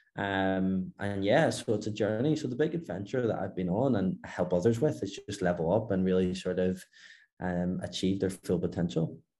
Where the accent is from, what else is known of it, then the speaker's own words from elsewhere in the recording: Belfast, Northern Ireland, United Kingdom; moved away as an adult; now in Dubai, United Arab Emirates; From Belfast, Northern Ireland